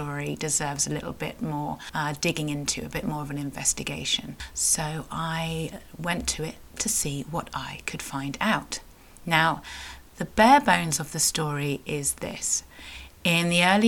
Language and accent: English; Cornwall, South West England, United Kingdom; I am a Cornish writer, blogger and sometimes podcaster